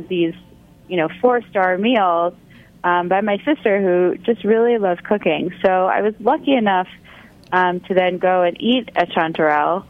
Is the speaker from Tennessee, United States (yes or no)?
no; New York, United States; moved away as an adult; also born or lived in San Francisco; growing up in New York